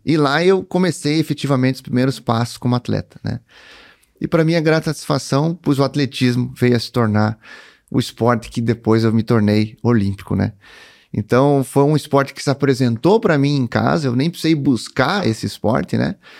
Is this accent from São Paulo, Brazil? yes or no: no; Cruz Alta, Rio Grande do Sul, Brazil; nasci em Cruz Alta, né, em 1982